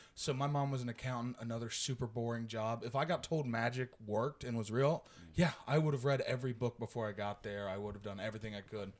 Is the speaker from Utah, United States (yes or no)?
no; Stewart, Ohio, United States; my hometown is outside of Athens. It's Stuart